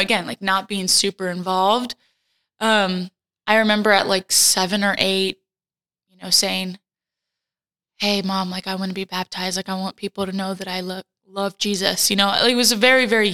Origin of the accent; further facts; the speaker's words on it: Fort Worth, Texas, United States; also born or lived in Puerto Rico; my parents moved to the States when I was a wee little baby, so that they could pursue getting a master's. So they came and they stayed at Fort Worth, Texas, and that's kind of where I grew up, in Texas.